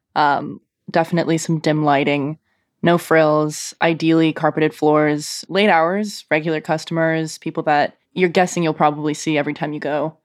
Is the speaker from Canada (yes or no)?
yes; Canada; now in Portland, United States; me still being very Canadian